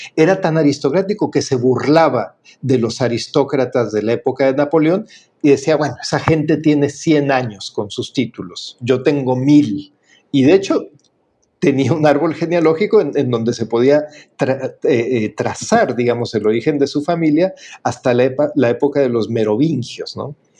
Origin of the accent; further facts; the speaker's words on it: Mexico; como decimos en México